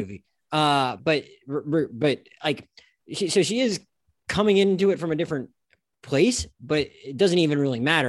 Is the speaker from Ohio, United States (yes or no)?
no; Florida Panhandle, United States; now in South Florida, United States; I currently live in South Florida, I was raised in the Panhandle of Florida